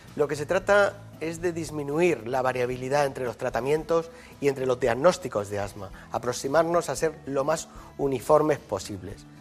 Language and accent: Spanish; Yecla, Region of Murcia, Spain; now in Madrid, Spain; El hospital de mi pueblo se sigue llamando Hospital Virgen del Castillo y a mucha honra, ¿no? que es la patrona de Yecla.